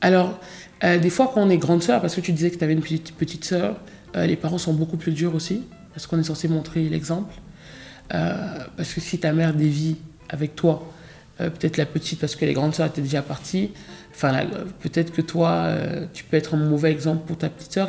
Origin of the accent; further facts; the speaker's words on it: France; j'ai grandi aussi en France